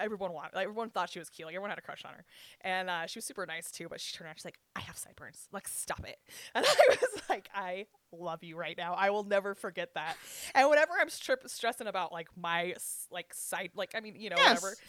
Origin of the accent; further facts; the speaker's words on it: Southern Utah, United States; also born or lived in Panguitch / Richfield; I'm like Southern Utah.